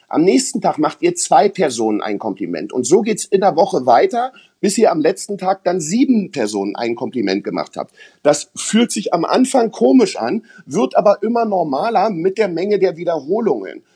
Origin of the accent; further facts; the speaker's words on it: East Germany, Germany; ich bin ja aus dem Osten.